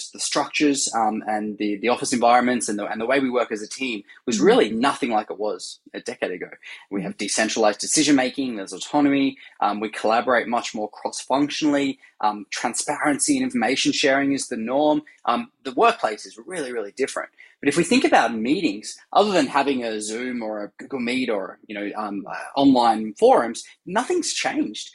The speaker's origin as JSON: {"language": "English", "country": "Australia", "moved": "yes", "lives_now": "San Francisco, United States", "said": "So I'm originally Australian, as you can hear, and now based in San Francisco."}